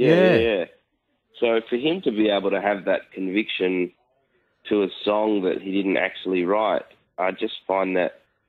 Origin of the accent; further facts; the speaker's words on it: Perth, Western Australia, Australia; It was great. It was at the time, you know, when you're growing up, you don't realise that it's smaller. You know, everyone always says, oh, it's such a small world. Perth really is a small place.